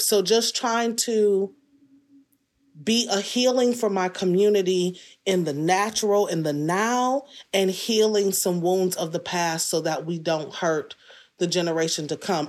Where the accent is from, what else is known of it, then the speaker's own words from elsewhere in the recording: Detroit, Michigan, United States; I was born in Detroit. So, aside from a couple of stints away at college and moving away, couple of short tours, forty-five years I've been here.